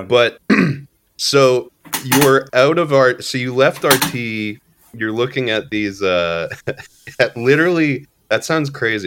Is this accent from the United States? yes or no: no; Alberta, Canada; moved away; I'm from Alberta originally